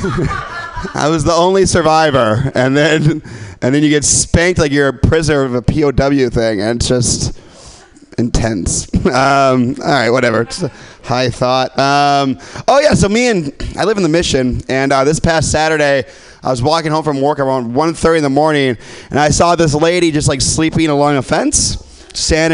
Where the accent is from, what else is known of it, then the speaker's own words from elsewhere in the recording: Midwest, United States; I'm from the Midwest